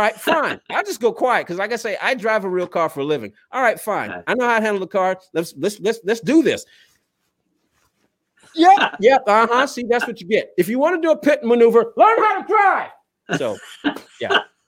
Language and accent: English; Southern United States, United States; I used to only just pay attention to NHRA and NASCAR because I grew up in the South. It's what I knew.